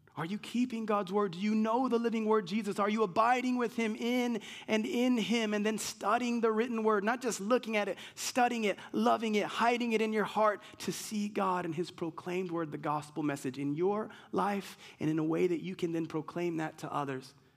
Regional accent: United States; I'm American.

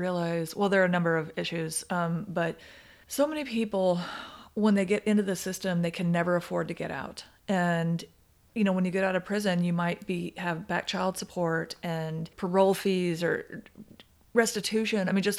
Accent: Oklahoma City, Oklahoma, United States; born there; I was born in Oklahoma City. I don't have a super strong connection to it anymore, yeah.

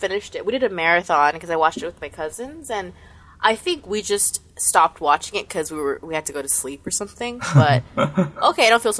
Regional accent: Columbus, Ohio, United States; Where I'm from? I'm from Ohio. Columbus, to be more specific. Midwest.

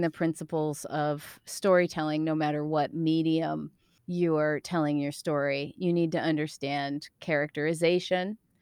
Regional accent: East Coast, United States; also born or lived in Chicago; now in Portland, United States; I'm from the East Coast.

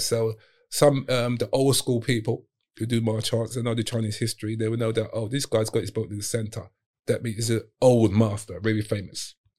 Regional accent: London, United Kingdom; also born or lived in Hong Kong; I'm from Southeast

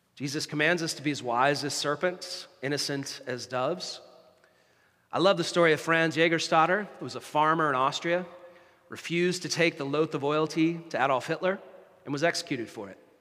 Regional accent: United States; now in Canada; An ancestor of mine signed the Declaration of Independence, which is pretty cool as an American

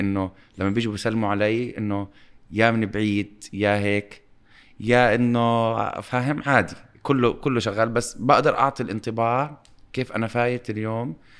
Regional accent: Amman, Amman Governorate, Jordan; also born or lived in Dubai; وإحنا انولدنا بعمان بمكان في أمان

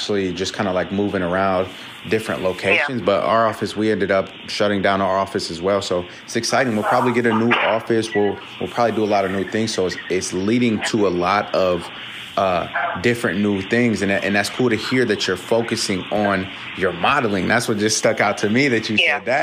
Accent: Ohio, United States; moved away as an adult; now in Los Angeles, United States; I'm originally from Ohio, so I'm from the Midwest too, and like just I've been out here for like 3 years now

